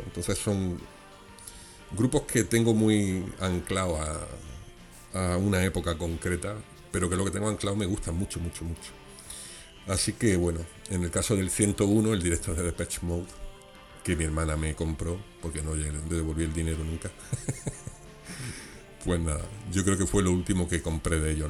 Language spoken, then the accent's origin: Spanish; Granada, Andalusia, Spain; A pesar de ser de aquí de mi tierra